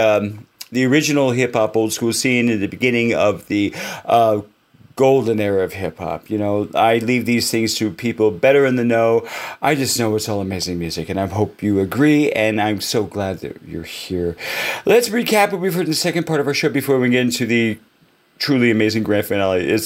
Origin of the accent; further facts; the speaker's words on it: Los Angeles, California, United States; I'm from Los Angeles